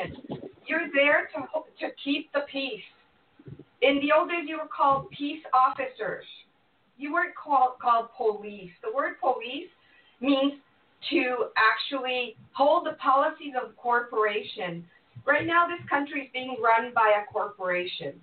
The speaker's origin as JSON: {"language": "English", "country": "Mexico", "tie": "born or raised there", "moved": "yes", "said": "I was raised in Mexico"}